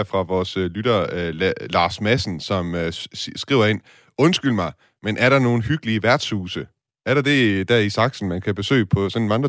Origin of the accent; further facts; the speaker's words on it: Denmark; now in Meissen, Germany; Jeg kommer selvfølgelig fra Danmark. Det er som bekendt temmelig fladt